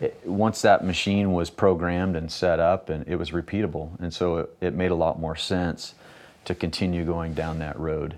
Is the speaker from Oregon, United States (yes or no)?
yes; Ontario, Oregon, United States; also born or lived in Idaho; I grew up in Ontario, Oregon, which is about thirty miles from where we are right now